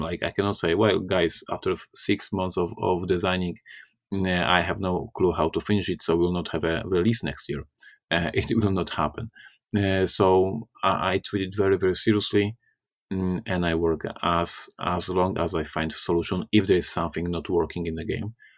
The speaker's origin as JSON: {"language": "English", "country": "Poland", "said": "I'm from Poland. I'm Slavic"}